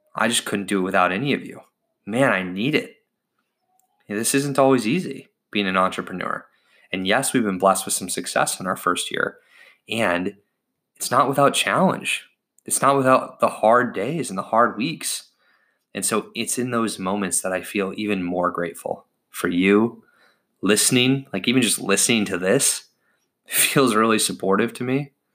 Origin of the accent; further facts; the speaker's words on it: United States; I was born in the United States of America